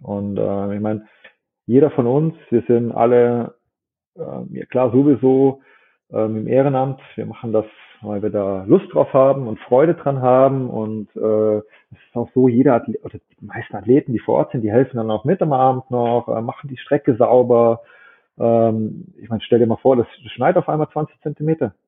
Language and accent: German; Germany; bei uns in Deutschland